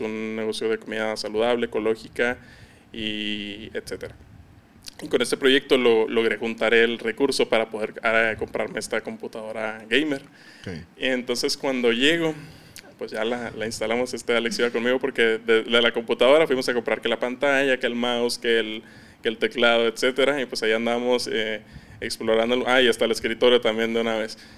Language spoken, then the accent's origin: Spanish; Ciudad Juárez, Chihuahua, Mexico; accent: norteño; also born or lived in Campeche, Mexico; tengo prácticamente toda mi vida viviendo en Ciudad Juárez, pero yo soy nacido en Campeche